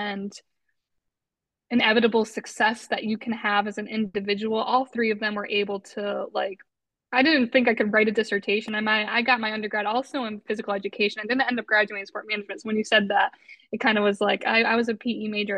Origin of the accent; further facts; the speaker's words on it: Westfield, Massachusetts, United States; where I grew up in Westfield, Massachusetts.